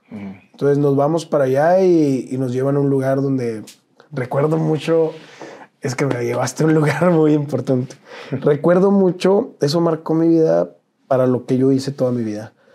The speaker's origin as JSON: {"language": "Spanish", "town": "Nogales", "region": "Sonora", "country": "Mexico", "tie": "born or raised there", "also_born_or_lived": "Ciudad Obregón, Sonora", "said": "Ciudad Obregón, Sonora, pero me llevaron muy chiquito a Nogales. Yo soy de Nogales."}